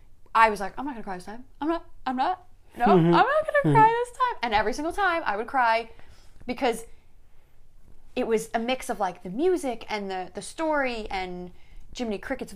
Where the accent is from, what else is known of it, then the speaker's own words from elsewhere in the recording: New York City, New York, United States; So growing up in Staten Island